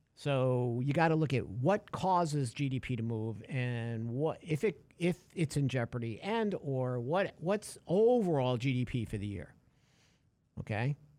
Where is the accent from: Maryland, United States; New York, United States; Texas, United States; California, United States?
New York, United States; I'm a big Mets fan, Yankees fan. I'm from New York.